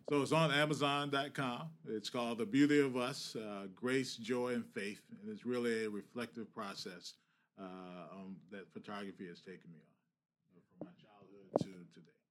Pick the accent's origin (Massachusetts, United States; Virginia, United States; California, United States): Virginia, United States; now in Boston, United States; I grew up in Virginia.